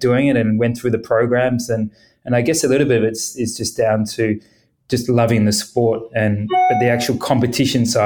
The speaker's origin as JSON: {"language": "English", "town": "Gold Coast", "region": "Queensland", "country": "Australia", "tie": "born or raised there", "said": "I grew up on the Gold Coast"}